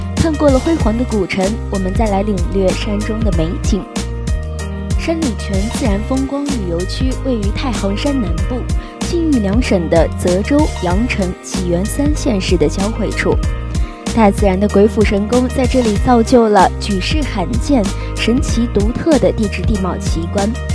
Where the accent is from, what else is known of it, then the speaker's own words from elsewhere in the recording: Jincheng, Shanxi, China; 当我向别人介绍我来自山西靖城时，就有人戏称我是煤老板的女儿